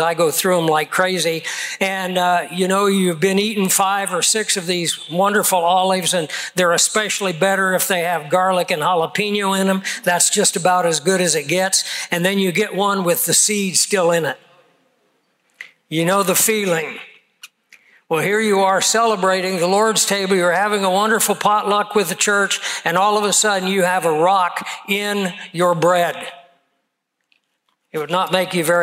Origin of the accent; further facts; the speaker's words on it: Kansas, United States; growing up in Kansas